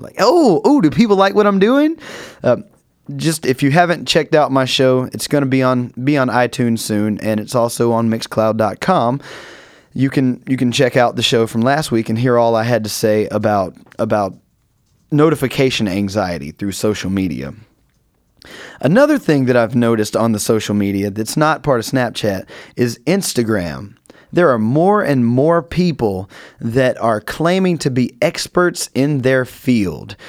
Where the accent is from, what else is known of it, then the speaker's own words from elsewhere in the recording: North Carolina, United States; moved away; I'm from North Carolina, if you didn't pick it up in some of my voice